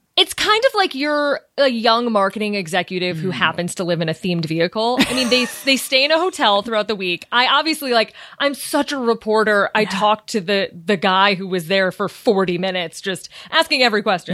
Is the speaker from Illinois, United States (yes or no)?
yes; Chicago, Illinois, United States; moved away as an adult; also born or lived in New York; now in Los Angeles, United States; I grew up in Chicago